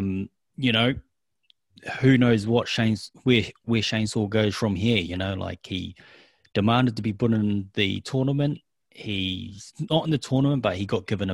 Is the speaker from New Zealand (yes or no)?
yes; New Zealand; accent: New Zealand; that's my accent, my New Zealand accent